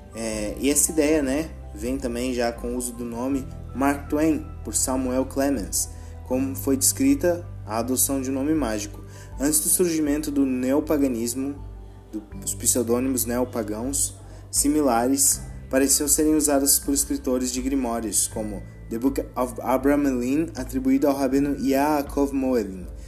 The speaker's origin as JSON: {"language": "Portuguese", "country": "Brazil", "said": "eu sou brasileiro"}